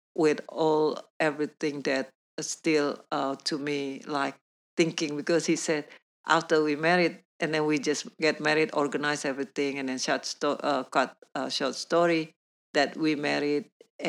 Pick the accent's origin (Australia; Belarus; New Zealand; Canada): New Zealand; English is a second language; Even though I was from New Zealand, I was been in New Zealand, and then over there speaking English, but yet still, my English still very basic.